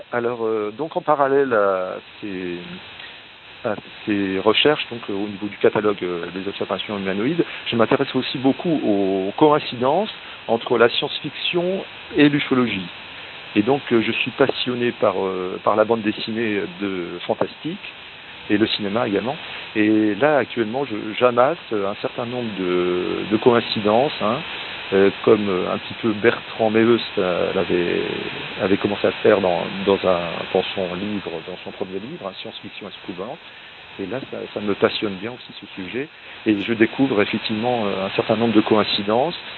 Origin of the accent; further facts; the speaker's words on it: north-east France, France; ma région d'origine